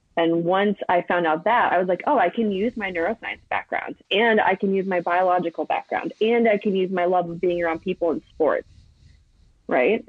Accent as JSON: {"language": "English", "region": "East Coast", "country": "United States", "said": "I'm from the East Coast"}